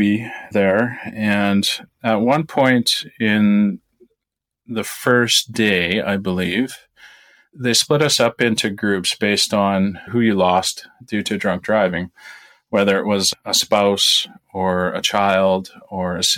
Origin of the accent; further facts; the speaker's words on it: Saskatchewan, Canada; I grew up in Saskatchewan on a family farm